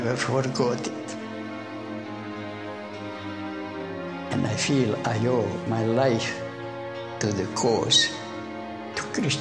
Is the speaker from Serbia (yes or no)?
yes; Serbia; moved away as an adult; I come from Serbia. I was orphaned when I was 8